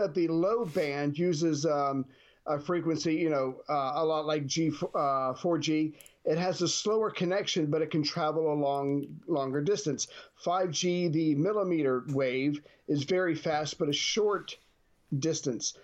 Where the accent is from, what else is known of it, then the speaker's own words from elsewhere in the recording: United States; as an American